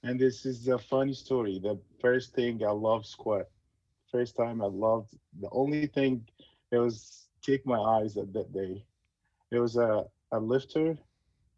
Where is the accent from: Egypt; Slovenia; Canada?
Egypt; moved away as an adult; now in United States; growing up in Egypt is such a great experience and very good